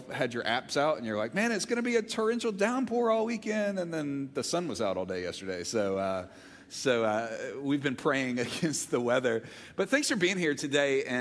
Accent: Olive Branch, Mississippi, United States; also born or lived in Montgomery, Alabama; now in Georgia, United States; I grew up in Olive Branch, Mississippi. My brother and I were both born in Montgomery, Alabama, and then when I was in fifth grade, we moved to Olive Branch

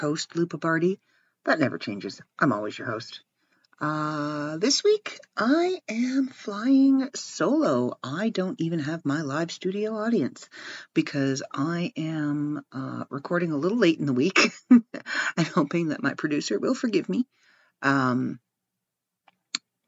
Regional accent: Ontario, Canada; I'm from Ontario and where I live is covered in snow

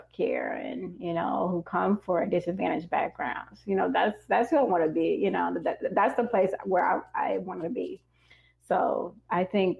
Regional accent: Harvey, Illinois, United States; moved away; also born or lived in South Side of Chicago; I would say Harvey, they probably don't know where Harvey is, of course. I'd say, you know, it's a suburb of Chicago

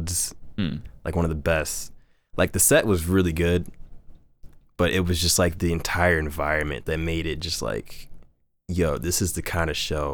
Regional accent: Chicago, Illinois, United States; my parents were like super into, you know, neo soul and like house growing up in Chicago

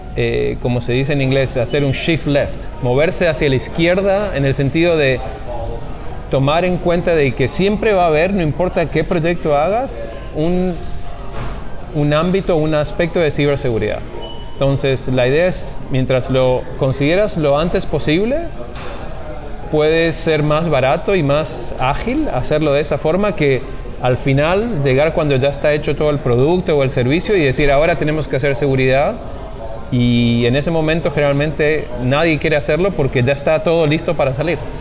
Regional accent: Mendoza, Argentina; moved away as an adult; also born or lived in Maryland, United States; now in Seattle, United States; Originalmente yo soy de Mendoza, Argentina. Em, terminé la primaria y la secundaria allí

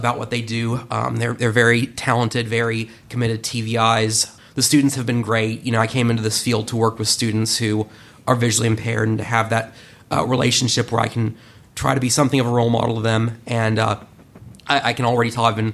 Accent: Charleston, West Virginia, United States; moved away as an adult; also born or lived in Romney, West Virginia; now in Columbus, United States; I'm from Charleston, West Virginia. I lived there and in the surrounding areas my entire life until 3 years prior.

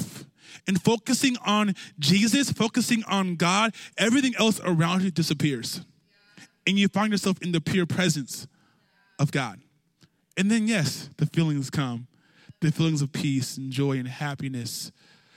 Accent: California, United States; I grew up in California

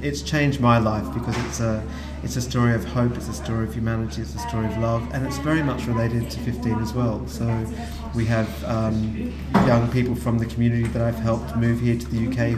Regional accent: Australia; moved away as an adult; now in London, United Kingdom; I'm from Australia originally. My grandparents were farmers. I grew up knowing about food.

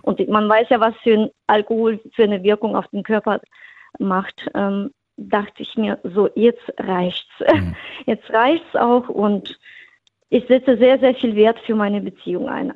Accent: Frankfurt, Hesse, Germany; now in Rust, Germany; Ich komme ursprünglich aus Hesse, aus Frankfurt

